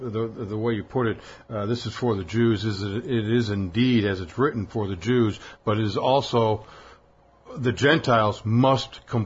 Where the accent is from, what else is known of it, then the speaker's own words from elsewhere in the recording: Scarsdale, New York, United States; I'm from Scarsdale, New York, and I'm here in Israel to celebrate putting on my tefillin for my bar mitzvah